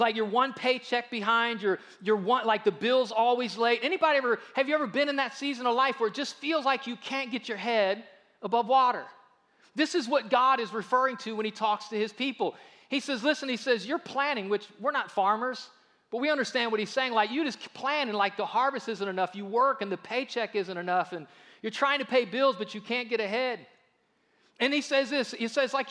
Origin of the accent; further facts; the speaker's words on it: United States; we are very guilty as American Christians